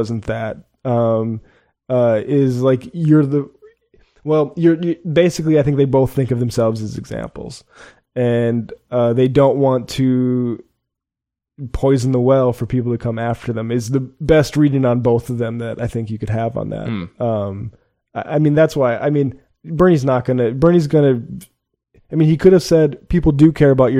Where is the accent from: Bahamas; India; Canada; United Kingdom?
United Kingdom; moved away; I can say this as a British man